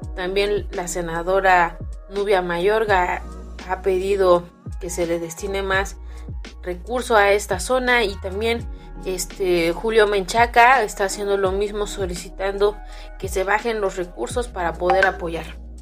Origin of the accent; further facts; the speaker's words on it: Mexico; Así somos los mexicanos